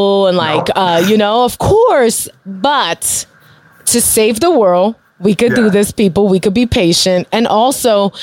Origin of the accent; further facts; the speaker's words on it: New York City, New York, United States; I grew up in Bushwick.